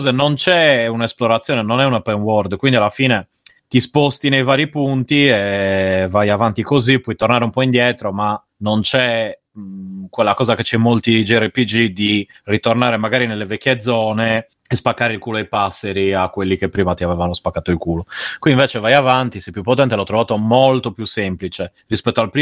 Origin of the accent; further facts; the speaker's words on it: Rome, Lazio, Italy; io sono di Roma